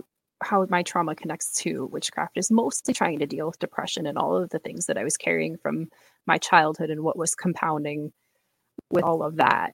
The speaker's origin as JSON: {"language": "English", "town": "Seattle", "region": "Washington", "country": "United States", "said": "I'm from Seattle, Washington"}